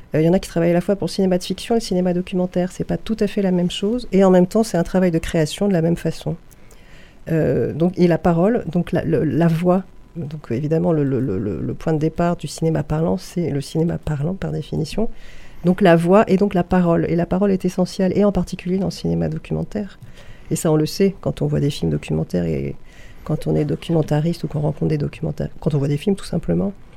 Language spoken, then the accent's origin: French; Paris, Île-de-France, France; moved away as an adult; also born or lived in Saint-Ouen; now in Nîmes, France; Je viens de Paris